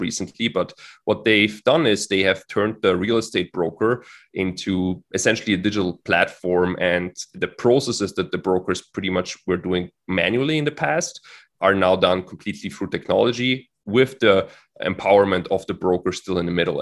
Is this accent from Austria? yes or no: yes; Austria; moved away as an adult; also born or lived in Florida / Switzerland; as I'm from Austria